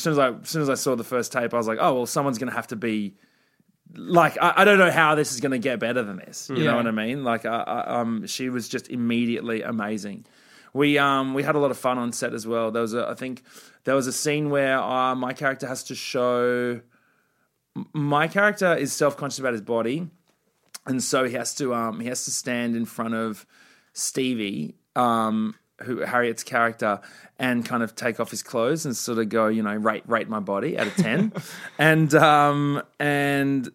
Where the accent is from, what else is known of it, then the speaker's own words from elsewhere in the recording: Australia; my years growing up in Australia